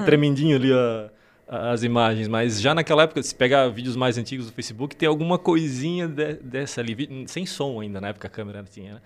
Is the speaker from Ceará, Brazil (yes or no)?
no; Laurentino, Santa Catarina, Brazil; also born or lived in Cascavel, Paraná; Mas eu vim de lá para cá bem pequeno, seis meses, menos de um ano